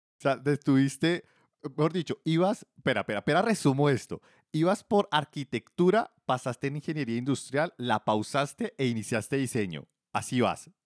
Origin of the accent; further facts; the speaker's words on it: Bogotá, Colombia; yo soy de Bogotá, también Colombia